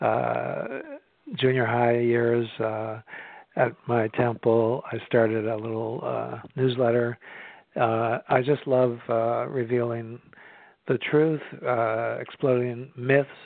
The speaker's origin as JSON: {"language": "English", "town": "Belmont", "region": "Massachusetts", "country": "United States", "tie": "born or raised there", "moved": "yes", "said": "I grew up in Belmont, Massachusetts, which is just outside of Boston near Cambridge"}